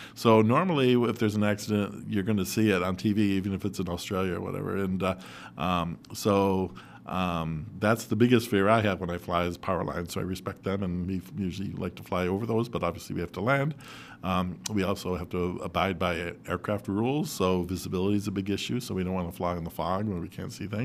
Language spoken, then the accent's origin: English; Rochester, New York, United States; I was born in Rochester, and I grew up in Rochester, and I'll probably die in Rochester as well